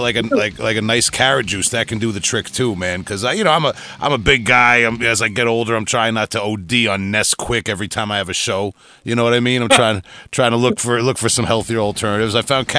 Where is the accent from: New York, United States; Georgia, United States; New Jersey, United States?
New York, United States; a New Yorker down here in the States